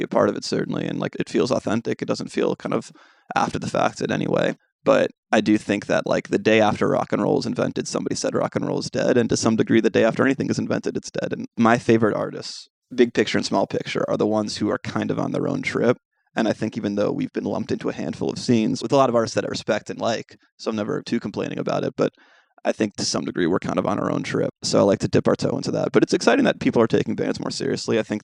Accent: New York City, New York, United States; Me, …, and … are all born and raised in Manhattan.

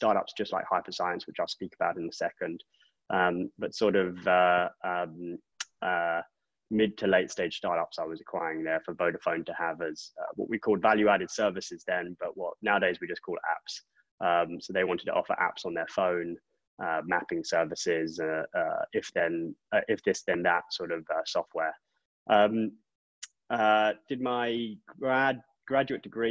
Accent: England, United Kingdom; moved away as an adult; also born or lived in Oxford; now in United States; I grew up in England. I don't hide that too well

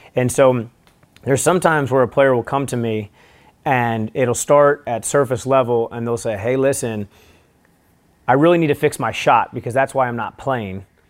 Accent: St. Louis, Missouri, United States; I'm from Saint Louis

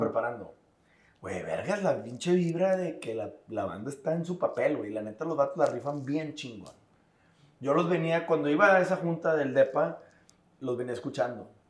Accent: Monterrey, Nuevo León, Mexico; somos regios

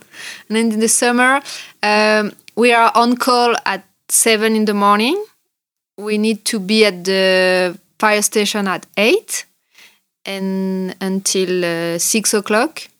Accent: France; accent: French; English is a second language; moved away; also born or lived in New Zealand; we are French

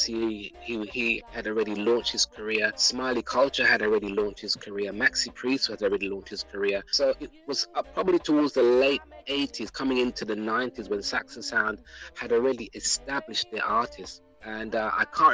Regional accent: London, United Kingdom; also born or lived in New Cross, London; I grew up in South London, Peckham

